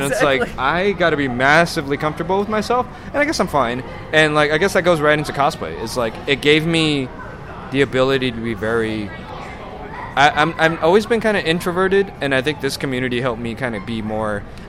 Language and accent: English; Los Angeles, California, United States; also born or lived in San Francisco; I was born in San Francisco, but I've lived in the LA area all my life.